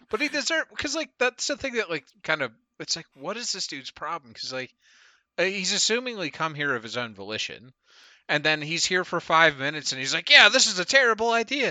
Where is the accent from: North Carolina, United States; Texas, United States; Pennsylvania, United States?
Pennsylvania, United States; Murrysville; growing up in Western Pennsylvania is very, uh, unique experience